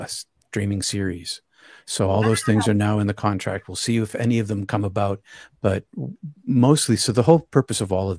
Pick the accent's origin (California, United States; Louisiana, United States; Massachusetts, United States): Massachusetts, United States; Boston; I'm from Boston area